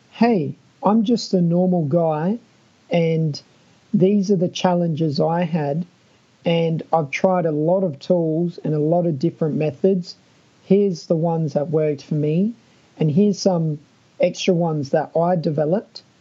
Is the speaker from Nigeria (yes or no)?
no; Adelaide, South Australia, Australia; I'm Australian, but uh, I'm from Adelaide, which often people think our accent is a bit weird.